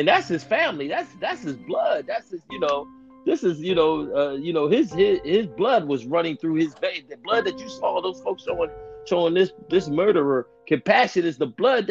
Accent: United States; we grew up in Roxborough

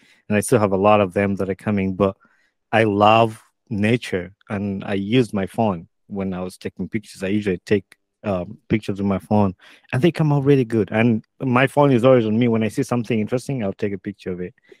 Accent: Uganda; now in United States; I grew up in Uganda

